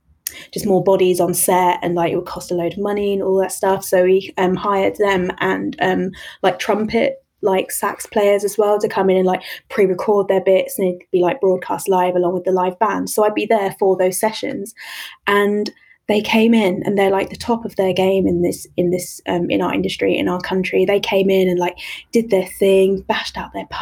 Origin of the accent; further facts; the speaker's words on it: London, United Kingdom; I grew up in East London